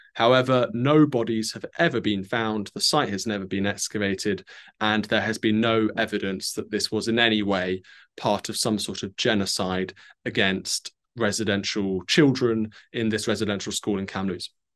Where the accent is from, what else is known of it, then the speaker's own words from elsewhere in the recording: United Kingdom; me as a Brit